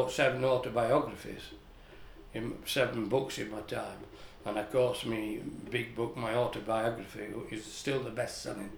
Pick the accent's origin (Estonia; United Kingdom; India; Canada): United Kingdom; Barnsley, Yorkshire and the Humber; as a kid growing up in Barnsley